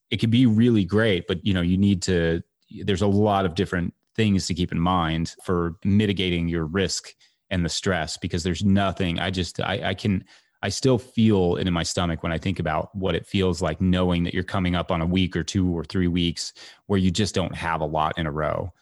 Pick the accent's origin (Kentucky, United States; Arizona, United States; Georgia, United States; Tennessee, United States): Kentucky, United States; moved away; also born or lived in New York City; I moved from New York City back to my home state of Kentucky